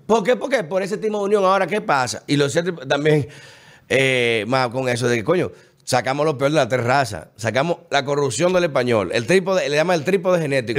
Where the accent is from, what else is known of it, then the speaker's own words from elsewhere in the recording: Dominican Republic; los dominicanos entendemos eso, porque gracias a Dios hemos sido el país más estable de la región